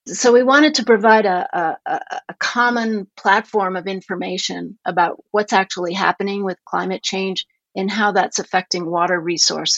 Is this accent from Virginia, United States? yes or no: no; Denver, Colorado, United States; moved away as an adult; also born or lived in upstate New York; now in Montana, United States; The first part of my childhood, I grew up in upstate New York, but then my family moved to Denver, Colorado, and so that's where I went to high school